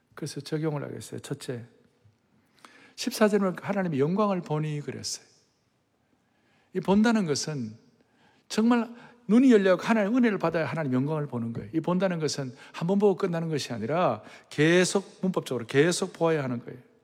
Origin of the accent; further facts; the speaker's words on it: Yeongnam, South Korea; 저는 아주 영남 출신이